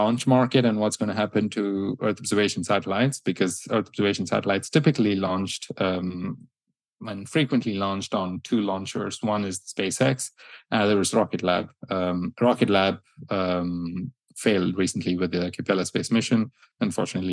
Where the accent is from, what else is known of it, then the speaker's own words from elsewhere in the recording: India; I come from India myself